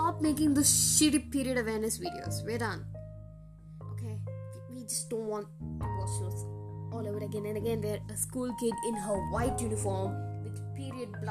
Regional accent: India; I'm an Indian, and this is what happens in my country

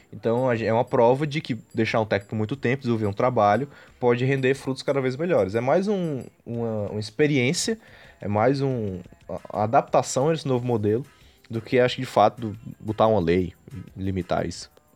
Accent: Northeast Brazil, Brazil; nós como nordestinos

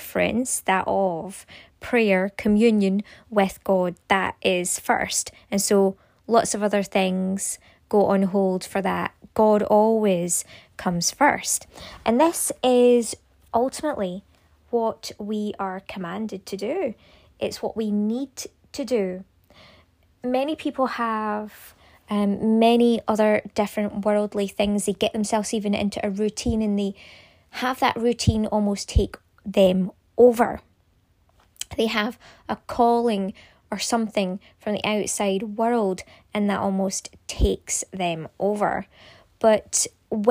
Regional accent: Scotland, United Kingdom; I am from Scotland

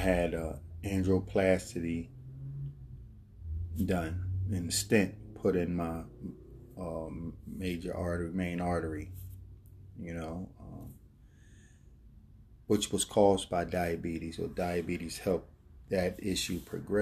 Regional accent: Philadelphia, Pennsylvania, United States; growing up in Philadelphia, North Philadelphia, there I was, a teenager, grew up in the Richmond Island Projects

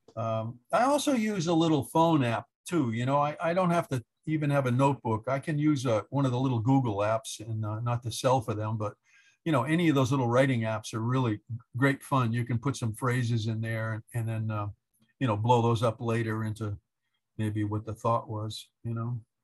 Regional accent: Orleans, Massachusetts, United States; I grew up in the Lower Cape in Orleans

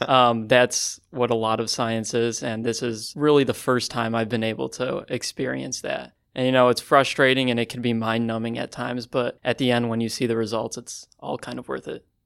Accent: Chicago, Illinois, United States; I'm from Chicago, Illinois

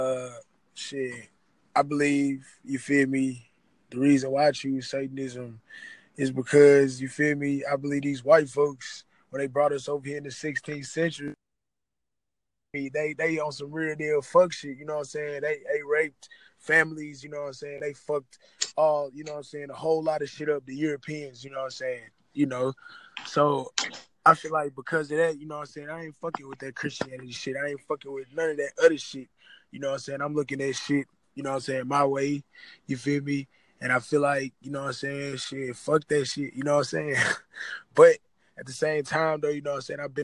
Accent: Nashville, Tennessee, United States; I'm from Nashville

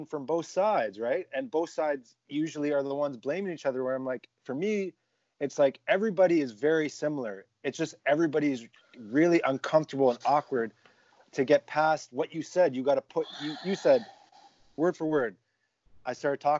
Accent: Halifax, Nova Scotia, Canada; I grew up half my life. I grew up down on Creighton Street. So I knew people and from basketball. And then half my life, I grew up in the South End

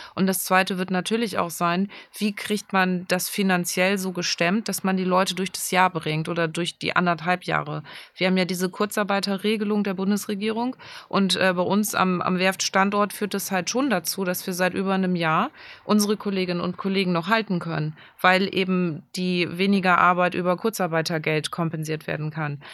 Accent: Germany; bei uns in Deutschland

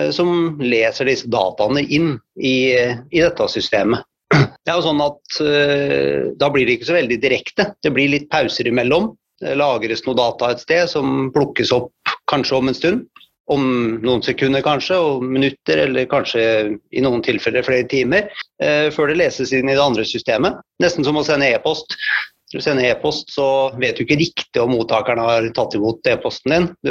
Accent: Hvaler, Østfold, Norway; now in Fredrikstad, Norway; Så jeg kommer fra Hvaler og bor i Fredrikstad.

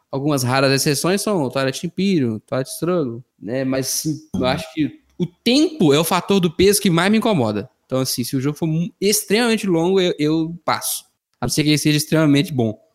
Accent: Minas Gerais, Brazil; Eu sou mineiro

